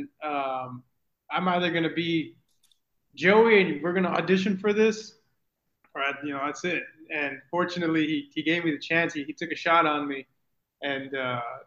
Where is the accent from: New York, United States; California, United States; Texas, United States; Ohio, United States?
Texas, United States; Mission; moved away as an adult; now in San Antonio, United States; So I'm originally from the Rio Grande Valley. I'm from Mission, Texas, little nowhere town.